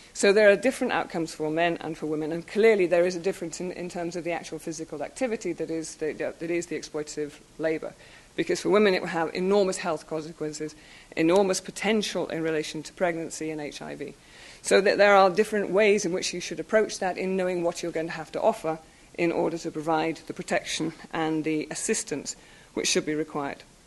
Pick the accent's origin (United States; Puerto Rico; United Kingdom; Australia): United Kingdom; being British